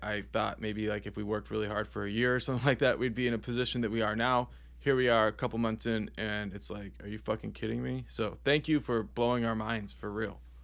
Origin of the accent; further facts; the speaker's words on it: Northeastern Pennsylvania, United States; being Northeastern Pennsylvanians